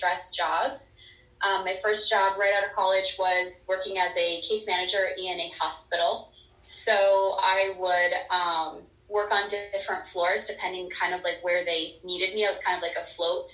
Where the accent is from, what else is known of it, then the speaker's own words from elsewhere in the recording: North Dakota, United States; moved away as an adult; now in Phoenix, United States; I am originally from North Dakota. I grew up there. I lived there for about 28 years of my life.